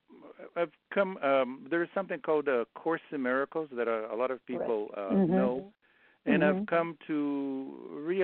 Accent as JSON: {"language": "English", "country": "Brazil", "tie": "born or raised there", "moved": "yes", "said": "I grew up in Brazil"}